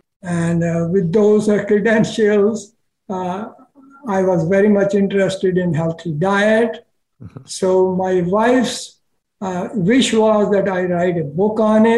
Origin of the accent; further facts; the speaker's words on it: India; born there; also born or lived in Pakistan; Sure, I was born in India, and at that time I was 11 years of age when it got divided into India and Pakistan. And then there was a Holocaust of Hindus in Pakistan, and me and my family happened to live there at that time.